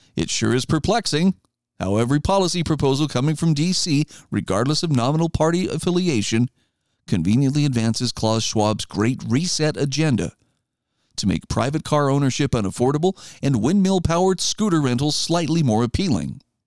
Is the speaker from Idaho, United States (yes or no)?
yes; Idaho, United States; my home state of Idaho